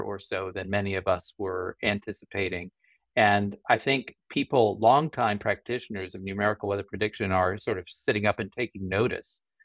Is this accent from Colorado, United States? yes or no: yes; Colorado Springs, Colorado, United States; I grew up in Colorado Springs